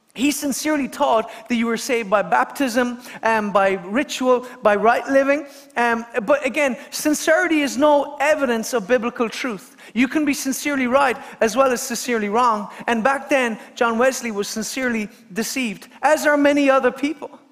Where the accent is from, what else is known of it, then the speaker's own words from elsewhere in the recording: Kerry, Munster, Ireland; I come from Kerry